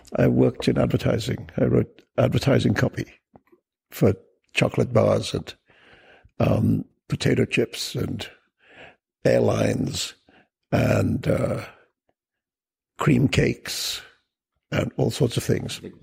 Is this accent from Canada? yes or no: no; India; also born or lived in Pakistan / United Kingdom; now in New York City, United States; I was born and raised in India and then I spent a lot of time in the UK. And for the last 20 years, I've lived in New York City.